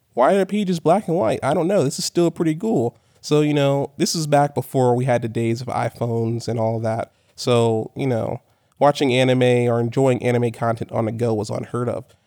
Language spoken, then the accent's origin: English; Corpus Christi, Texas, United States; moved away as an adult; I was born and raised in Corpus Christi, Texas.